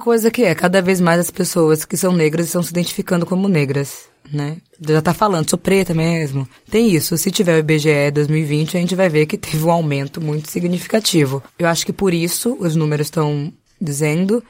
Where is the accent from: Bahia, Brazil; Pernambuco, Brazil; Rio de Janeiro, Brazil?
Bahia, Brazil; Salvador; saí do Nordeste de Amaralina para outros lugares